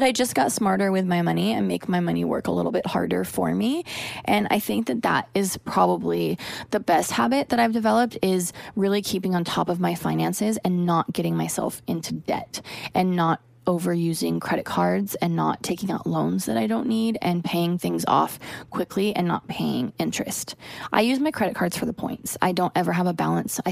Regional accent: the Northwest, Pacific Northwest, United States; now in Los Angeles, United States; Growing up in the Northwest, I know all about rain and gloom all the time

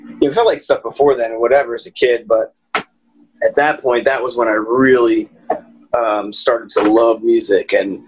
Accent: Lansdale, Pennsylvania, United States; also born or lived in Hatfield, Pennsylvania / Quakertown, Pennsylvania; I grew up, you know, in the North Penn area. Childhood was Hatfield, and then, you know, eventually in Lansdale when we were in high school

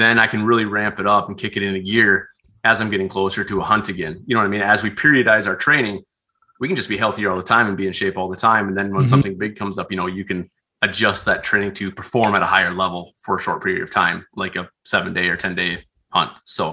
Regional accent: South Dakota, United States; I grew up out in Western South Dakota, Central and Western South Dakota.

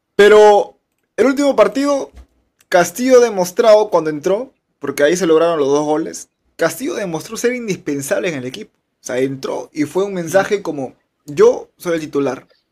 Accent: Peru; como peruanos

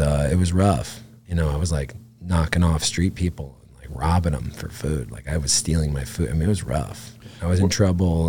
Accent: Catskill, New York, United States; I grew up outside of Catskill, New York

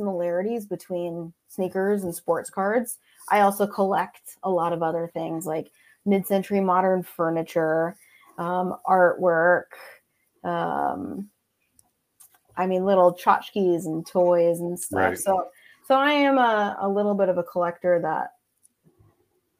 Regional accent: Indiana, United States; I grew up in Indiana playing basketball and soccer

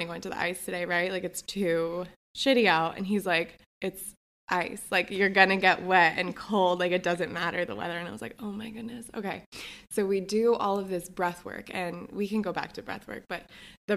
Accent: New Jersey, United States; now in New York, United States; I grew up in New Jersey.

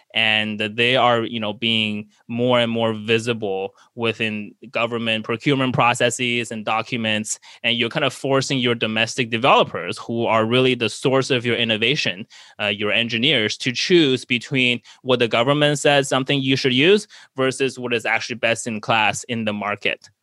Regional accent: United States

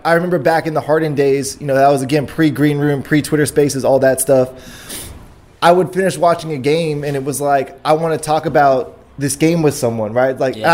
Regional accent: Houston, Texas, United States; I was born in Houston, raised in Houston

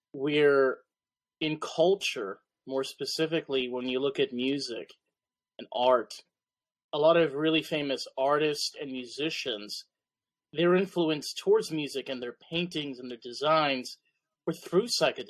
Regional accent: New York, United States; I'm from New York. Underground culture is very different, I'm assuming, than Chicago. My perspective, underground culture is the art scene. So here in New York, when, you know, I live not that far from the city, I'm about 30 minutes away.

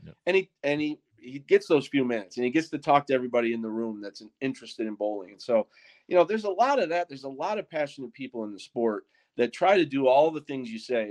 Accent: Wisconsin, United States; we're from Wisconsin

